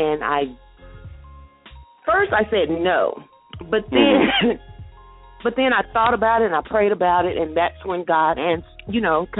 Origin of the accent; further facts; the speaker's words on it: the South, United States; I'm from the South, so you know.